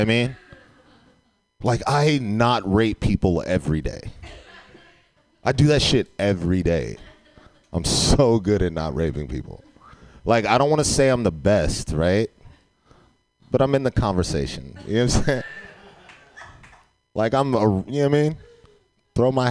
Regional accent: San Francisco, California, United States; I grew up in San Francisco.

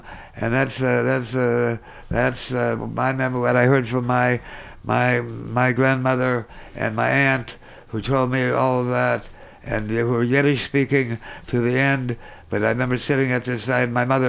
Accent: Minneapolis, Minnesota, United States; there were Jews that came to Minneapolis. That's where I grew up. That's where my mother and grandmother came.

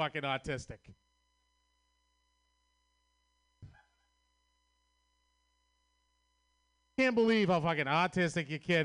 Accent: Boston, Massachusetts, United States; accent: Boston; I'm from Boston, Massachusetts

